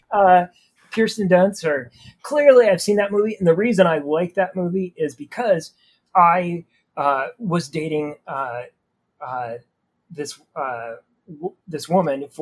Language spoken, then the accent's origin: English; small town Idaho, United States; also born or lived in Oregon; I was born in Oregon in a bigger city, but then it was like my whole life was in small town Idaho.